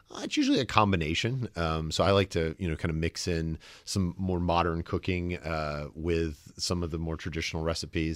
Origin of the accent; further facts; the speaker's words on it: the South, United States; accent: the slightest wisp; moved away; I'm from the South